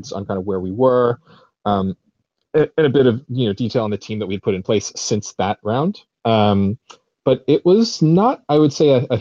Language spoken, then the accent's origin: English; United States; now in United Kingdom; we're both American